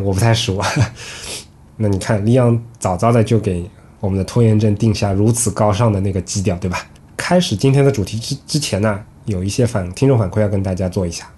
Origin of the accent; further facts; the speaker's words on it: southern China, China; 作为南方人